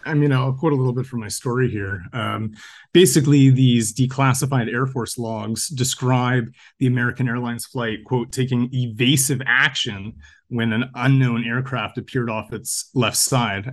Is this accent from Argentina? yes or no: no; Canada; I'm a Canadian freelance journalist